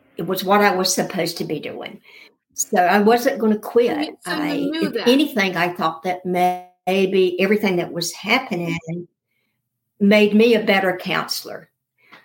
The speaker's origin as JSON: {"language": "English", "region": "the South", "country": "United States", "said": "I am from the South"}